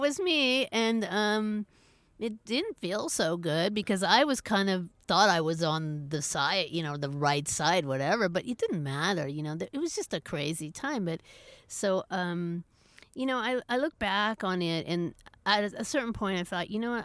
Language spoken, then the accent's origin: English; Berkeley, California, United States; I grew up in Berkeley, California